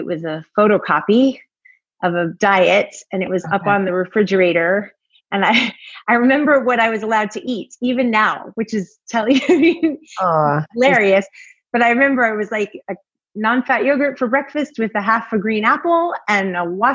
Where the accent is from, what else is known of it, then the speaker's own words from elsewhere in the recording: Long Island, New York, United States; I grew up on Long Island